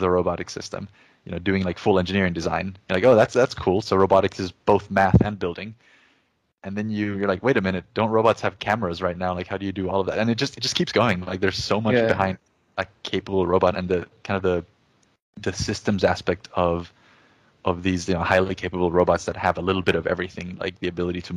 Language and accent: English; Jamaica; English is a second language; moved away as an adult; also born or lived in Chile / upstate New York, United States; now in United States; I was born in Chile in South America. And when I was about 8 or 9 years old, I moved to Jamaica, which is where I did my high schooling. And that's also where I learned English